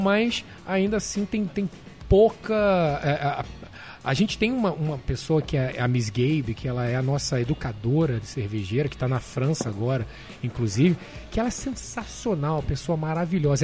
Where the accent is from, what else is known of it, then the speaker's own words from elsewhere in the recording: Rio de Janeiro, Brazil; moved away as an adult; now in New York, United States; Sou carioca da Tijuca